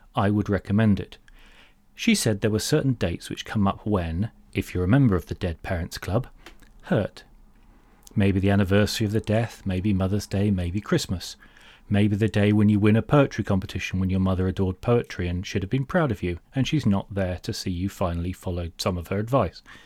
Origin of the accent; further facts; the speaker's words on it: United Kingdom; I'm solid British